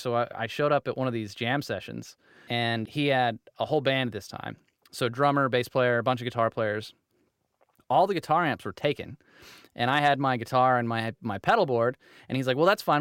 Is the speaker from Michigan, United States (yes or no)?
no; Utah, United States; I'm from Utah